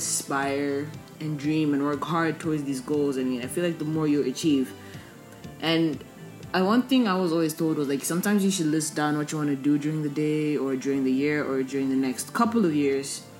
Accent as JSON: {"language": "English", "country": "Ethiopia", "tie": "born or raised there", "also_born_or_lived": "Zambia", "moved": "as an adult", "lives_now": "Malaysia", "said": "Zambian citizen raised in Ethiopia"}